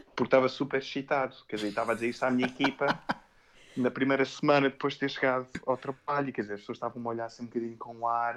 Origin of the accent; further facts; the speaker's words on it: Amadora, Lisbon, Portugal; moved away as an adult; also born or lived in Amsterdam / Réunion / Singapore; eu cresci em Portugal, mas hoje em dia não é mais casa, aliás, não é casa para mim, casa é Amsterdão